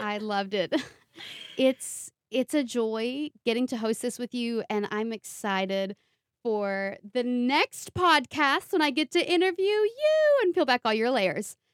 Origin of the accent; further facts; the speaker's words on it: Eastern Kentucky, United States; accent: thick accent; I'm from Eastern Kentucky, and there's such a stigma with being raised in the mountains in the Appalachian region